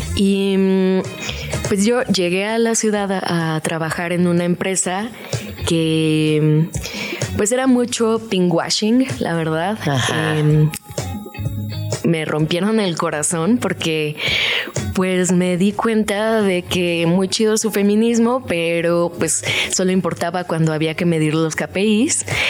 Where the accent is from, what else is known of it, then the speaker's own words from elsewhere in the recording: Los Cabos, Baja California Sur, Mexico; now in Mexico City, Mexico; Soy de Los Cabos, Baja California